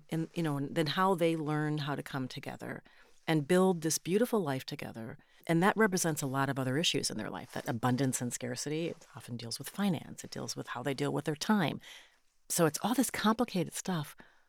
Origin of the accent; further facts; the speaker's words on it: Minnesota, United States; because I come from Minnesota